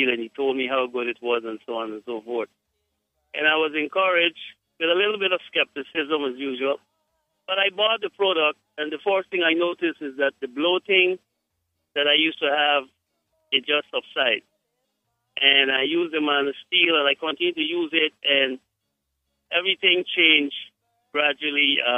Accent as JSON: {"language": "English", "country": "Guyana", "said": "I am from Guyana"}